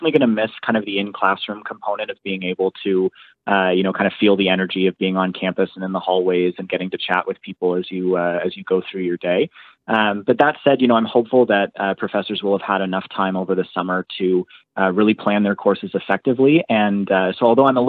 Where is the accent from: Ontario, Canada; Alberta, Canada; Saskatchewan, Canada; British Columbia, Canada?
Ontario, Canada; moved away as an adult; now in Halifax, Canada; so I go to school here in Halifax, but I grew up in Ontario